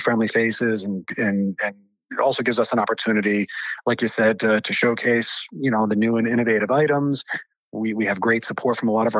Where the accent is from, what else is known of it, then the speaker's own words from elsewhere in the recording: Rhode Island, United States; growing up in Rhode Island